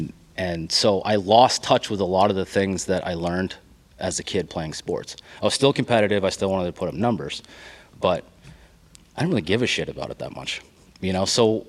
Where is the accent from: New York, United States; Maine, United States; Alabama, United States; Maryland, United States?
Maine, United States; moved away; I'm a transplant. Like, I came from Maine.